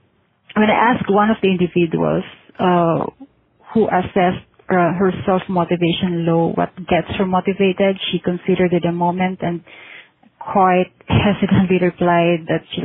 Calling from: Manila, Metro Manila, Philippines; I'm calling from Manila, Philippines.

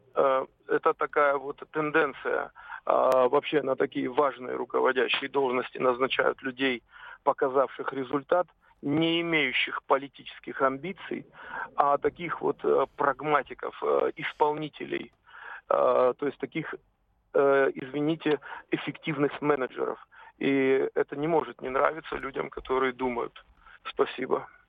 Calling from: Stavropol, Stavropol Krai, Russia; Я звоню из Ставрополя

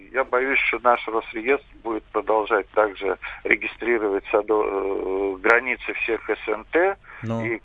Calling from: Moscow, Russia

